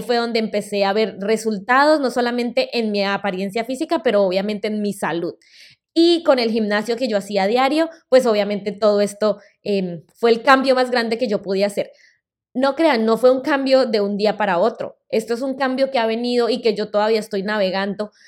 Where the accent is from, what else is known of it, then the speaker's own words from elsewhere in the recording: Colombia; first language Spanish; moved away as an adult; also born or lived in Boston, United States; now in United States; En el 2008 volví a Colombia y terminé mi carrera universitaria